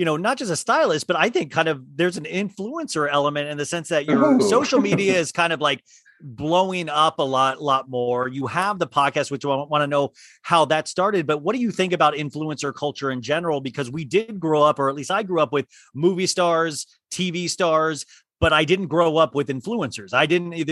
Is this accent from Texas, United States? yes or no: no; Kansas, United States; I grew up in Kansas